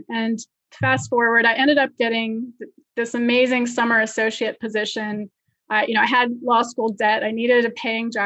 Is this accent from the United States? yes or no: yes; Virginia, United States; moved away as an adult; now in New York, United States; So I grew up in Virginia and I went to the University of Virginia for college